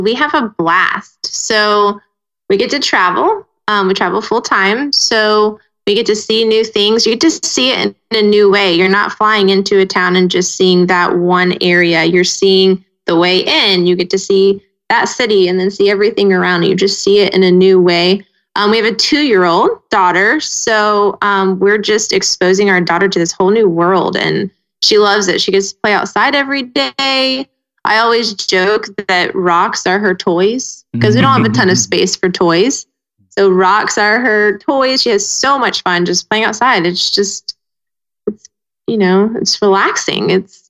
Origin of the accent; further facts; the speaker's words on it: Southeast, United States; Especially we're from the Southeast and we're here now.